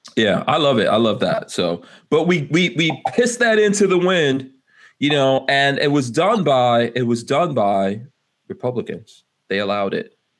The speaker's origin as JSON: {"language": "English", "town": "New York City", "region": "New York", "country": "United States", "tie": "born or raised there", "said": "I grew up in Far Rockaway, right, New York."}